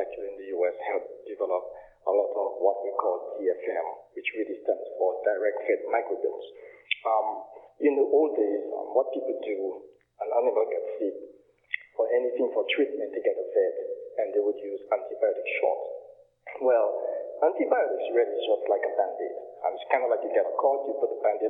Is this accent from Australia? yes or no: no; Dominica; now in United States; I'm originally from Dominica. I call it the historical village of Scottsdale, which born and raised